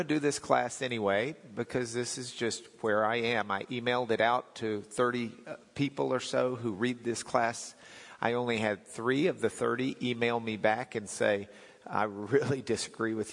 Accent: Lubbock, Texas, United States; When I was growing up in Lubbock, I was in high school.

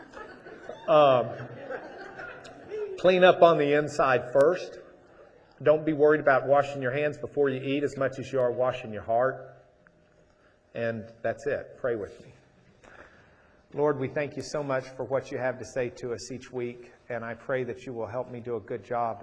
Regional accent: Rochester, United States; moved away; I grew up in Rochester.

